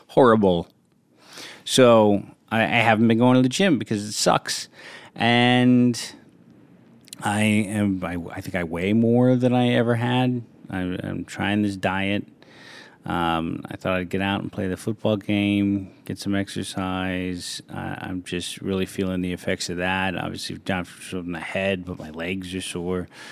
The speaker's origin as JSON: {"language": "English", "town": "San Francisco", "region": "California", "country": "United States", "tie": "born or raised there", "moved": "yes", "said": "Played a lot of street football growing up in San Francisco"}